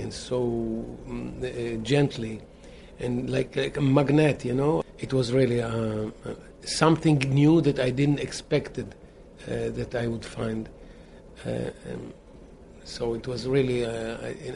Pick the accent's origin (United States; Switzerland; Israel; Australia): Israel; we are from Israel, remote Israel